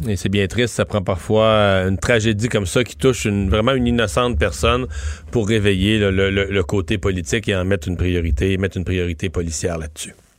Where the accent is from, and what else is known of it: Quebec, Canada